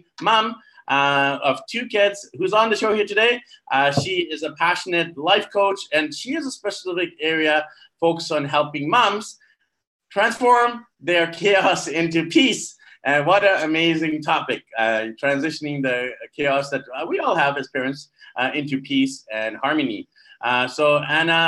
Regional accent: Vancouver, British Columbia, Canada; I'm from Vancouver

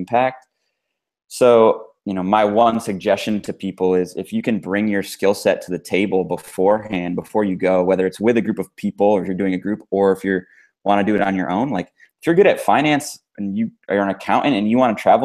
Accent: United States; I grew up in the States

